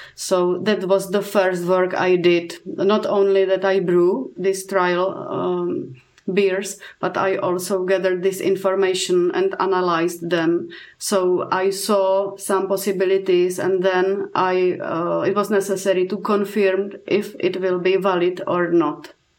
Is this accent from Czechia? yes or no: yes; Czechia; I'm coming from Czech Republic